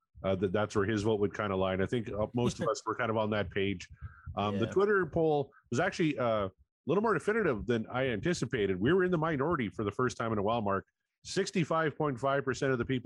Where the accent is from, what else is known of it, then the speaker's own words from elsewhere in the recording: Canada; I'm Canadian.